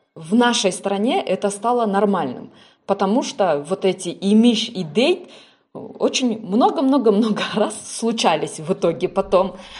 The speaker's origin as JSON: {"language": "Russian", "country": "Kyrgyzstan", "said": "я как представитель национальности киргиз, скажем так, кыргыз"}